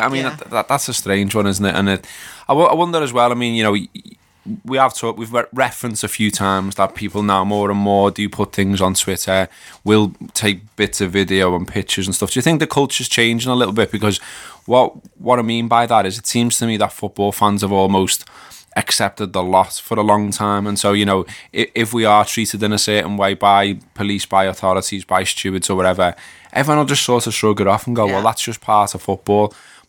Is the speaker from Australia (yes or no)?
no; Liverpool, North West England, United Kingdom; I literally had a copper goading me for being a Scouser, so calling me all kinds because he was a Manc.